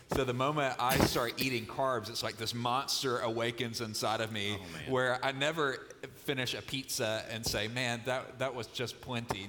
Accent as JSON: {"language": "English", "region": "Mississippi", "country": "United States", "tie": "born or raised there", "moved": "yes", "said": "I grew up in Mississippi, which is, by the way, why I talk a little slower than Pastor Chuck"}